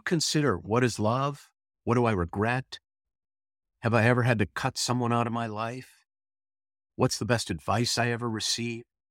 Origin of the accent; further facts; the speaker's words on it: St. Louis Park, Minnesota, United States; I was born in Saint Louis Park, Minnesota on June third in nineteen sixty